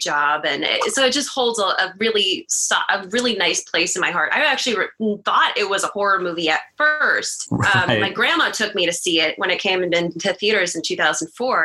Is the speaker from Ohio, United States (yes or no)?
yes; Youngstown, Ohio, United States; now in Columbus, United States; I'm originally from Youngstown. So I've gone to Pittsburgh a lot growing up.